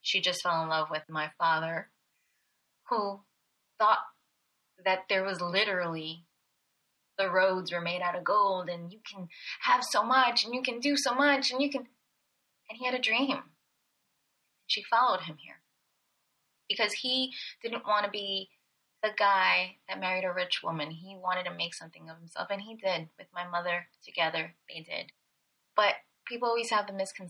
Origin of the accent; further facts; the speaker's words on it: Belleville, New Jersey, United States; I was born in Belleville, New Jersey